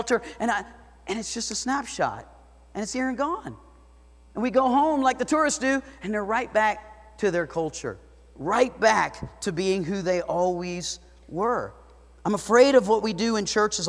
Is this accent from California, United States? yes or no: no; South Florida, United States; now in Idaho Falls, United States; I grew up in South Florida